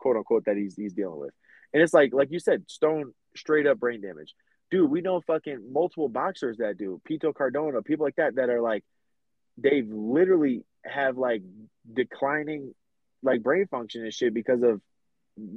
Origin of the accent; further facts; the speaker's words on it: Middletown, Connecticut, United States; we're both from Middletown, Connecticut